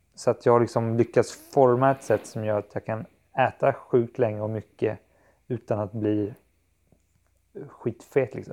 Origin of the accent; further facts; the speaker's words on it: Kalmar County, Sweden; moved away; när jag är hemma på Öland hos min familj